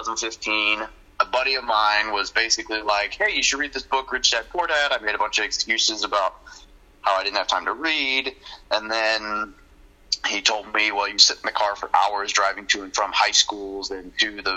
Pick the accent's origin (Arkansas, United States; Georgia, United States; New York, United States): Arkansas, United States; moved away as an adult; also born or lived in Northern California / Missouri / Japan / San Diego; now in Hawaii, United States; So I was born in Northern California, lived there for the first few years of my life, moved to Arkansas, and I grew up there